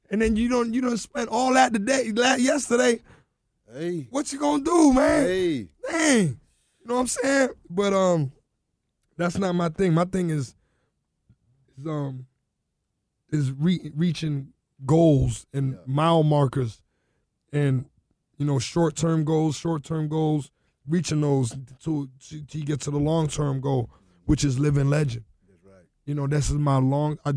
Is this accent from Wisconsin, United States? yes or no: no; Carol City, Florida, United States; It was just about like I come from Carol City.